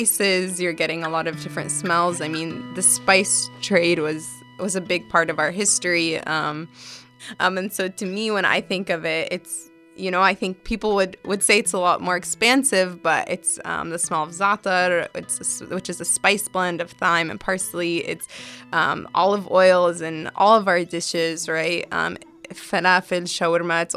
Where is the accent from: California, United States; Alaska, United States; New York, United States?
California, United States; my parents are Palestinian immigrants, but I was born here.